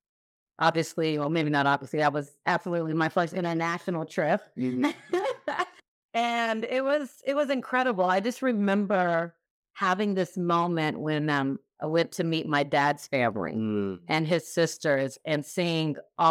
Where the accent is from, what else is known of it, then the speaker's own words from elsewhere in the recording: Texas, United States; also born or lived in Kentucky; So I was actually born in Kentucky, raised in Texas by way of Nigeria. So my parents are Nigerian. I'm a first generation American.